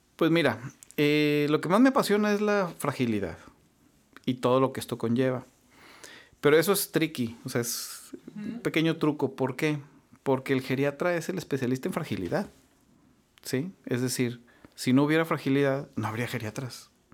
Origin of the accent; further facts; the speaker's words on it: Saltillo, Coahuila, Mexico; moved away as an adult; also born or lived in Mexico City, Mexico; now in Monterrey, Mexico; originario de Saltillo. Me vine a estudiar aquí medicina, me vine a estudiar en la Escuela de, Medicina del TEC de Monterrey